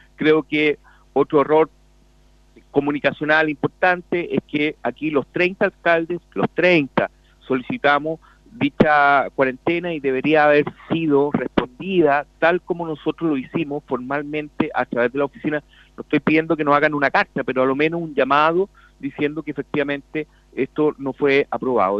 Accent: Chile; somos todos chilenos, somos todos hermanos

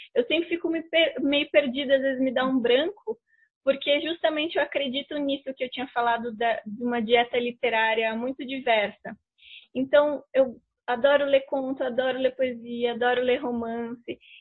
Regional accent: São Paulo, Brazil; moved away as an adult; now in Curitiba, Brazil; eu cheguei aqui em Curitiba, porque eu sou de São Paulo, moro aqui há uhum. quase oito anos

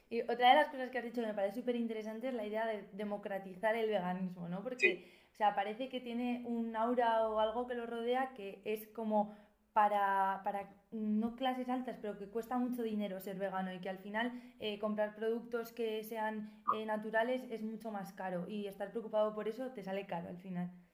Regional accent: Navarre, Spain; yo siendo de Navarra, que también soy de un pueblo

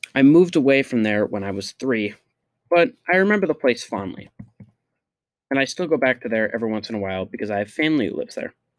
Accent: Liverpool, New York, United States; also born or lived in Waterford, New York; Despite being from Syracuse and going to school there every year, every year of my life

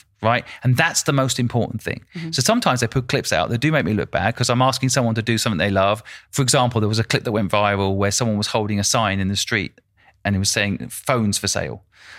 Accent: United Kingdom; I'm also British.

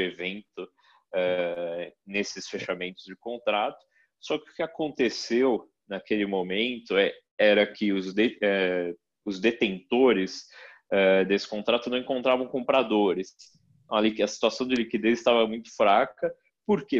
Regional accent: Brazil; a nossa vida aqui como brasileiro, como brasileiros

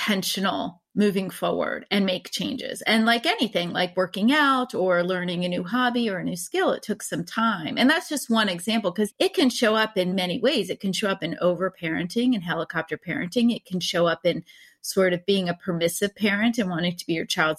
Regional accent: East Coast, United States; I grew up on the East Coast

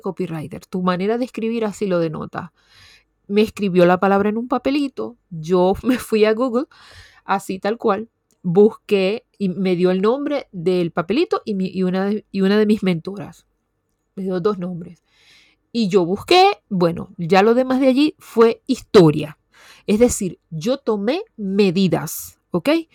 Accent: Venezuela; una universidad muy prestigiosa en mi país, Venezuela

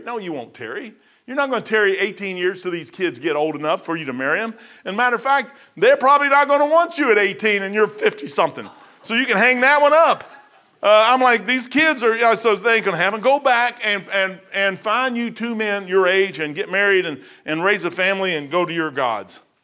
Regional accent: Louisville, Kentucky, United States; now in Dayton, United States; I come from Louisville

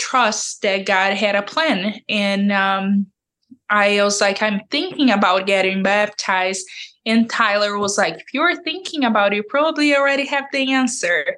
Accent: Brazil; moved away; I'm from Brazil originally

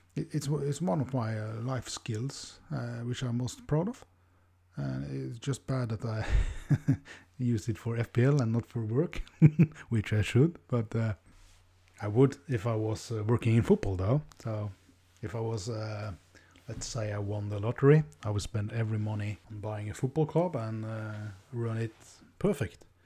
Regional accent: Norway; English is a second language; I'm from Norway, the land of the F P L gods.

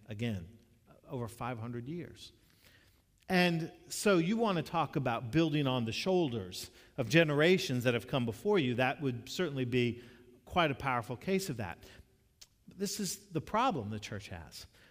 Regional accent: Florida, United States; moved away; also born or lived in North Carolina; I grew up in Florida

